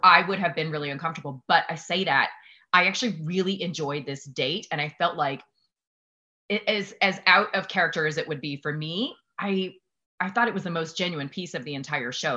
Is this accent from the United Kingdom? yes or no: no; the South, United States; I'm from the South